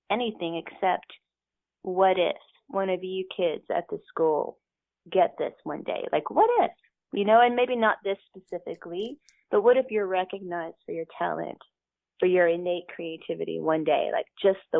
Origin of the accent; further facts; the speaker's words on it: the South, United States; because I'm from the South.